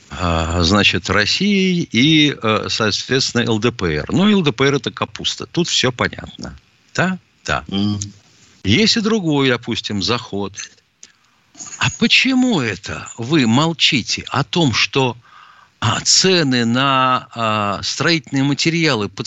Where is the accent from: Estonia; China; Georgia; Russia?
China; Lüshun, Liaoning; born there; Я родился в Порт-Артуре.